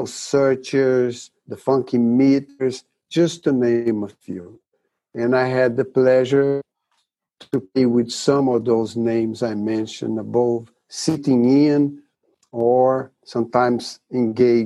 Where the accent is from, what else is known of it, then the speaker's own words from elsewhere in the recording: Rio de Janeiro, Brazil; moved away; When I was a kid in Brazil, Rio de Janeiro, where my hometown is